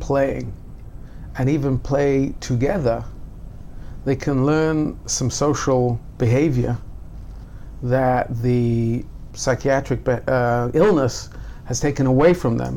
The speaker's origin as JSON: {"language": "English", "town": "Newcastle upon Tyne", "region": "North East England", "country": "United Kingdom", "tie": "born or raised there", "moved": "yes", "lives_now": "Jerusalem, Israel", "said": "growing up in Newcastle, I would go to Gateshead for you know Jewish classes"}